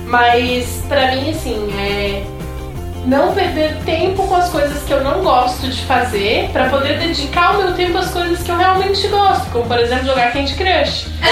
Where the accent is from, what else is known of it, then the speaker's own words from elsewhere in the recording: Criciúma, Santa Catarina, Brazil; eu sou de Criciúma